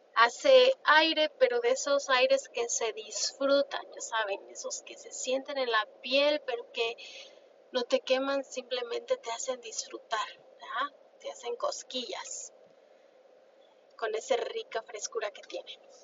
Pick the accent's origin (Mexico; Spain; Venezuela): Mexico; moved away; yo soy una mujer hispana, soy mexicana